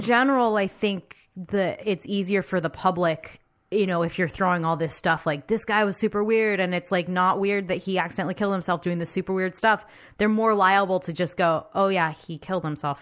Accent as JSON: {"language": "English", "country": "United States", "said": "as an American"}